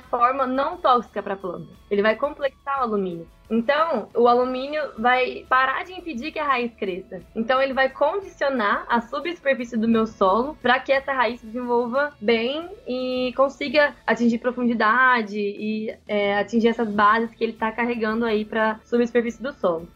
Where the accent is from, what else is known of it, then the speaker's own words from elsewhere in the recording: Piumhi, Minas Gerais, Brazil; moved away as an adult; sou de, de Piuí, interior de Minas Gerais